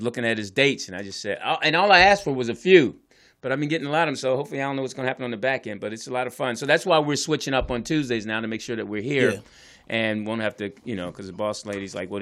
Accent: Philadelphia, Pennsylvania, United States; we grew up in Philly

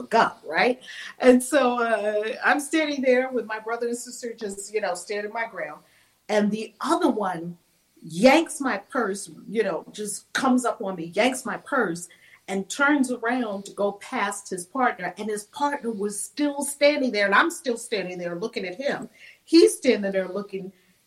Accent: New York City, New York, United States; I grew up in New York City

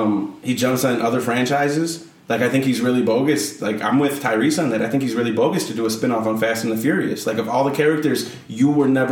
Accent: Chicago, Illinois, United States; Like, I think I'm really smart because I'm from Wicker Park.

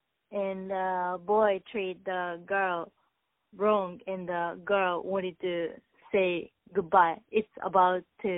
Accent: Tokyo, Japan; I'm from Tokyo, Japan, and I started to singing since I was 16.

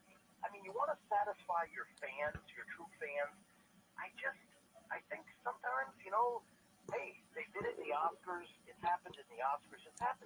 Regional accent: St. Petersburg, Florida, United States; I'm from St. Petersburg originally. Went to school there, wrestled at FSU.

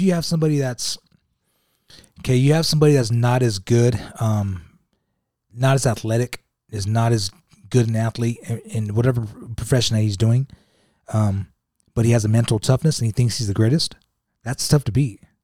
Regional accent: Utah, United States; I'm coming from Utah

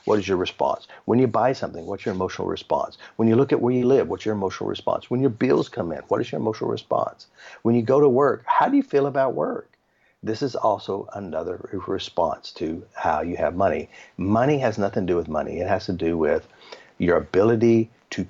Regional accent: United States; I'm from America

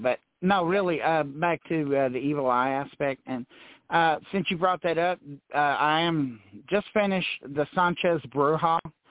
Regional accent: Texas, United States; growing up in South Texas, I had a lot of Hispanic friends.

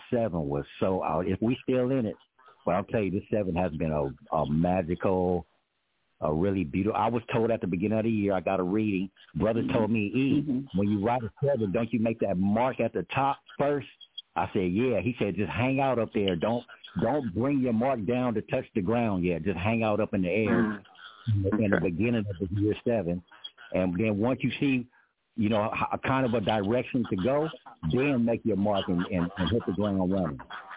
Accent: Los Angeles, California, United States; I grew up in Los Angeles

